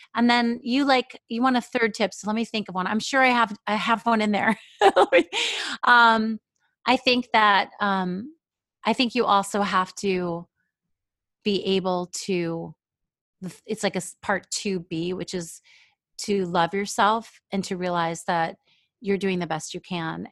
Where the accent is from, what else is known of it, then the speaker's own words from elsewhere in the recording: New York, United States; also born or lived in Israel; now in Seattle, United States; in New York, I lived for a long time where there was a lot of Jewish people, but also my elementary school was a melting pot